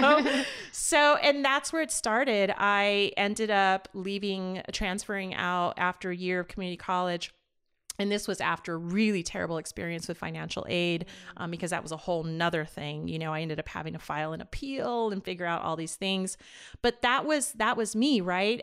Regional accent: Las Vegas, Nevada, United States; also born or lived in East Los Angeles, California; I started law school back in my hometown of Vegas

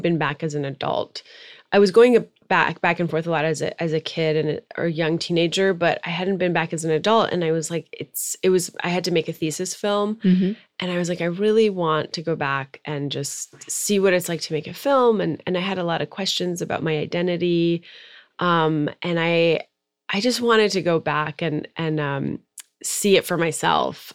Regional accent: Maryland, United States; moved away as an adult; also born or lived in Tehran, Iran / New York; now in Los Angeles, United States; i was actually born in iran mm-hmm. i'm iranian american um, and then my family immigrated to the suburbs of Washington, D.C. when I was five. So I grew up in Maryland

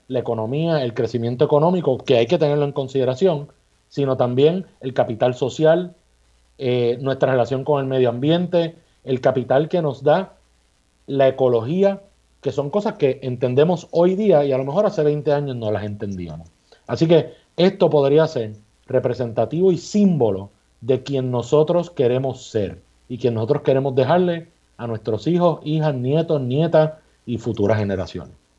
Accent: Puerto Rico; somos los puertorriqueños y puertorriqueñas que estamos en las posiciones de gobierno

